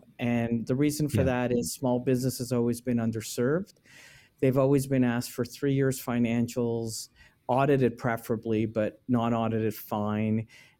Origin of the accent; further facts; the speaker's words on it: Israel; We came from Israel.